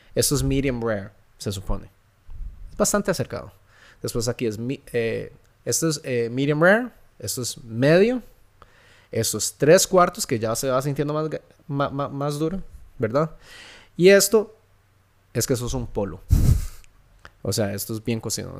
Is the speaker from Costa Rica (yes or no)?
yes; Santa Ana, San José, Costa Rica; yo crecí en Santana